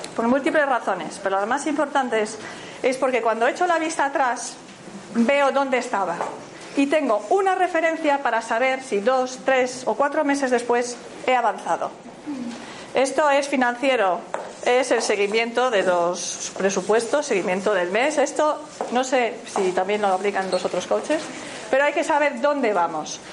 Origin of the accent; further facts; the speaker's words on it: Galicia, Spain; Yo soy gallega